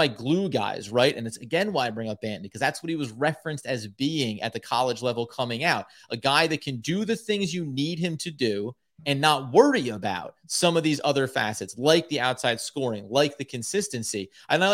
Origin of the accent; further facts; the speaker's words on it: New Jersey, United States; I'm also from New Jersey